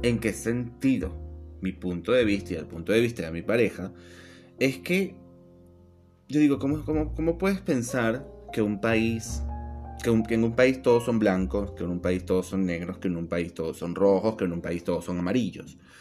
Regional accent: Venezuela; accent: Venezuelan; moved away as an adult; now in Buenos Aires, Argentina; soy tan venezolano como una arepa.

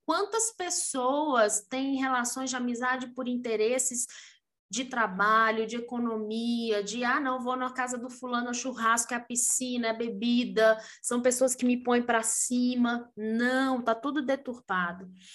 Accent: Brazil

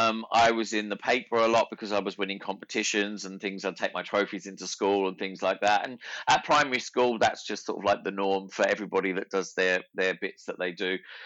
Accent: Ipswich, Queensland, Australia; accent: Australian; Well, despite the Australian accent that I have, I'm actually from Ipswich, and I grew up there. I was born there, and I started to dance at 3 years old.

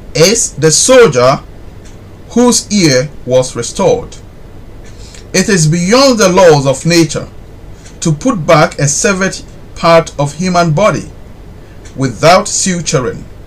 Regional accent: Ghana; I'm a Ghanaian

